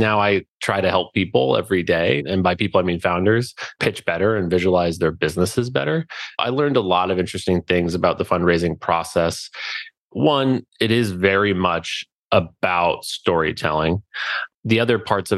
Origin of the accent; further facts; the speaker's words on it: Alaska, United States; We're from Alaska